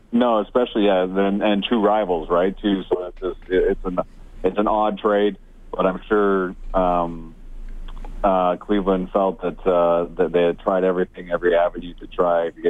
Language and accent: English; Cochrane, Alberta, Canada; I grew up in Cochrane. There was not much around us either